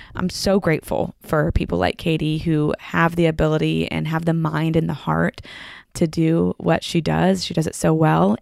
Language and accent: English; Franklin, Tennessee, United States; I grew up in Franklin